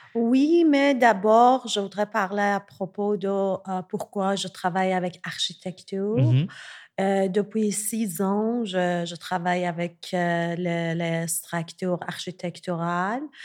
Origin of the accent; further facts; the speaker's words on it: Tehran, Tehran Province, Iran; French is a second language; moved away as an adult; now in Montreal, Canada; je suis née à Téhéran, en Iran. J'ai grandi là-bas et depuis 2014, je vis à Montréal